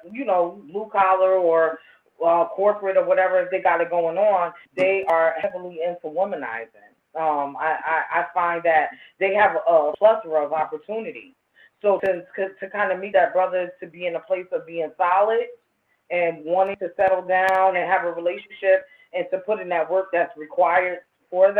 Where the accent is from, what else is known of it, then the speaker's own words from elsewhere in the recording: New Haven, Connecticut, United States; growing up in New Haven